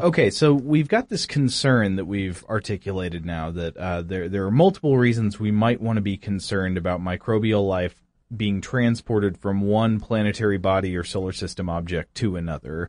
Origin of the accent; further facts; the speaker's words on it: Chattanooga, Tennessee, United States; moved away; my hometown of Chattanooga, Tennessee